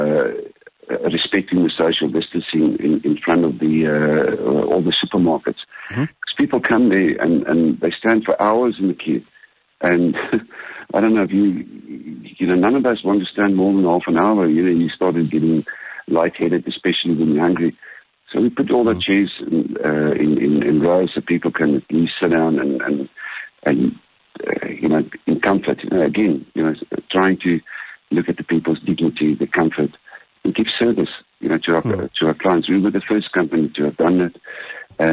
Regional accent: Bushbuckridge, Mpumalanga, South Africa; I grew up in Bushbuck Ridge

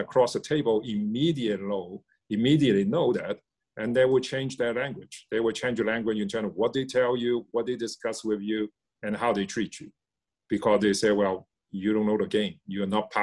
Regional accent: Hong Kong; moved away; also born or lived in Shanghai / United States; I grew up in Hong Kong.

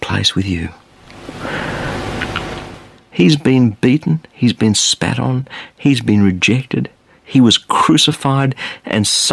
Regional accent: Australia; I'm an Australian

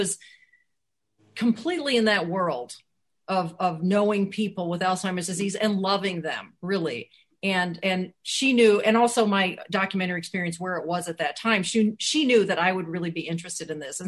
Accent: Wisconsin, United States; because it's set in my home state, Wisconsin. I feel like these are my people.

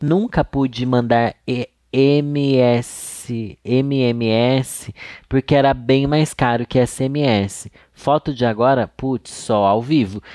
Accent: Sorocaba, São Paulo, Brazil; moved away; lá no meu bairro Júlio de Mesquita Filho tinha uma locadora

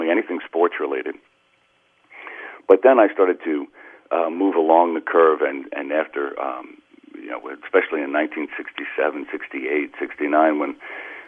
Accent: Uniondale, New York, United States; also born or lived in Greenpoint, Brooklyn; growing up on Long Island and going to Catholic grammar school

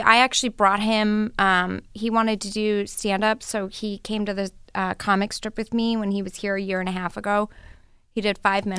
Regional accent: Colorado, United States; growing up in Colorado and my family

